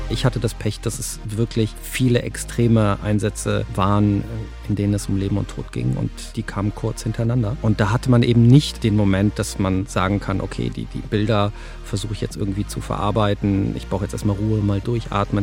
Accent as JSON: {"language": "German", "town": "Cologne", "region": "North Rhine-Westphalia", "country": "Germany", "tie": "born or raised there", "said": "ich bin in Köln geboren"}